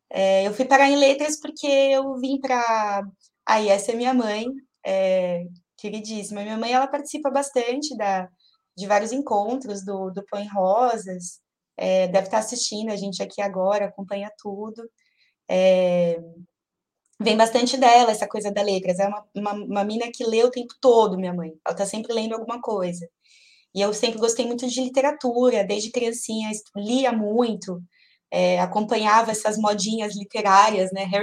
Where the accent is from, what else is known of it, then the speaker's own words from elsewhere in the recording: São Paulo, Brazil; born there; Eu tenho 31 anos, sou nascida em São Paulo. Nasci no Hospital Saboia, lá no Jabaquara.